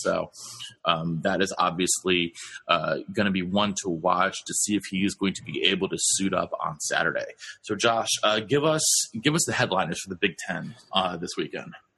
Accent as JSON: {"language": "English", "town": "Hanover", "region": "New Hampshire", "country": "United States", "tie": "born or raised there", "said": "my hometown"}